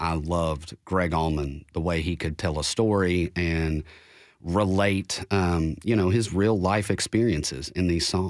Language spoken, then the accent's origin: English; Bowling Green, Kentucky, United States; moved away as an adult; now in Nashville, United States; Well, I'm from Bowling Green, Kentucky, right up the road